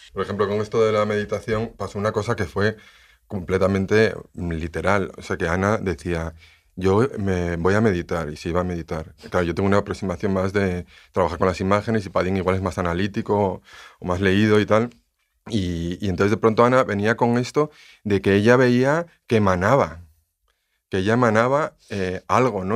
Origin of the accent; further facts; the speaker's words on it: León, Castile and León, Spain; yo soy de León